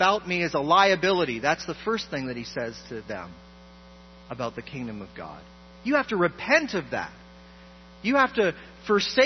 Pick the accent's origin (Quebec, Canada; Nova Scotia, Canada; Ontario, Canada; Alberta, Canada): Ontario, Canada; Toronto; I grew up in a wonderful church in Toronto